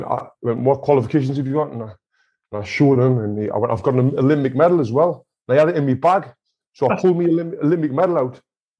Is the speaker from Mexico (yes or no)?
no; Sunderland, North East England, United Kingdom; moved away as an adult; now in California, United States; I've got a swimming pool in my back garden, and I'm from Sunderland